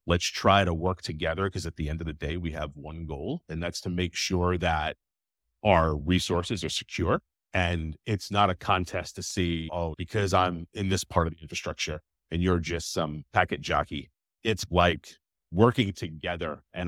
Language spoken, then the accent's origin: English; New York, United States; so I'm like originally from New York.